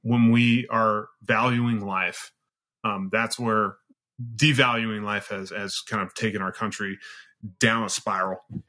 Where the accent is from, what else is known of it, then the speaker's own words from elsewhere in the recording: Central Valley of California, United States; also born or lived in Sierra Nevada, California / Reedley, California; I grew up in the Central Valley of California, very poor area.